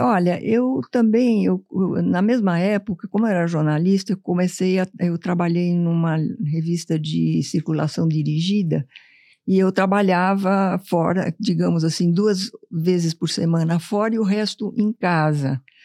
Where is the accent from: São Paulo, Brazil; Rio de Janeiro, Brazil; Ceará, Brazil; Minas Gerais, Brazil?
São Paulo, Brazil; Essa foi minha infância há muito tempo atrás em São Paulo